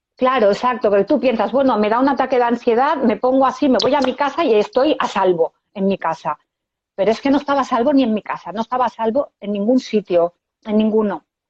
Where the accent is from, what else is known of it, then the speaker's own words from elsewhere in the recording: Esplugues de Llobregat, Catalonia, Spain; Yo de Barcelona, de Esplugas de Llobregat. Vivo en Esplugas